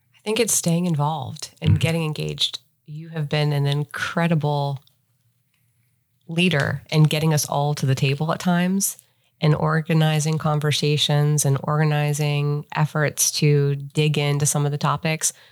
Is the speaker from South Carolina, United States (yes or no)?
no; Ohio, United States; moved away as an adult; also born or lived in Cincinnati; now in Charlotte, United States; I grew up in Ohio